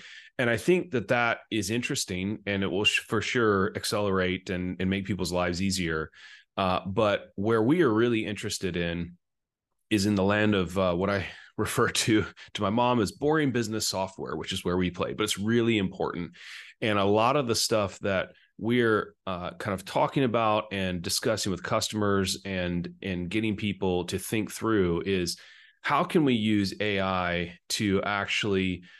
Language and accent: English; China; accent: American; now in Scotland, United Kingdom; I grew up, I've got an American accent, an American passport, and I now live in Scotland, but I grew up in Asia, in China. And so I lived most of my life there before I went to college.